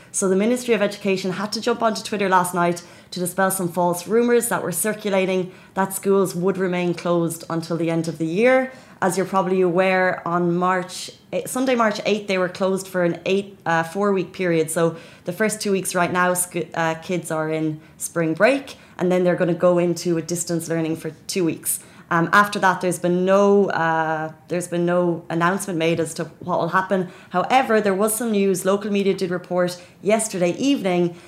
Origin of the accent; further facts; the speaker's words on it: Dublin, Leinster, Ireland; now in Dubai, United Arab Emirates; my home country, which is Dublin